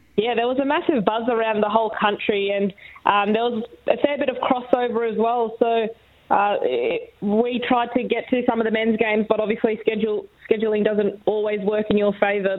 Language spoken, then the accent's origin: English; Australia; as an Aussie